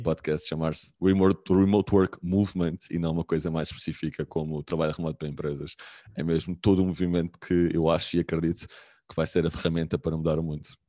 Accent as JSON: {"language": "Portuguese", "region": "Lisbon", "country": "Portugal", "also_born_or_lived": "Aveiro / Algarve / Porto", "moved": "yes", "said": "sou de Lisboa, mas estava em Aveiro, já, tive, já, já tinha vivido no Algarve, já tinha vivido no Porto"}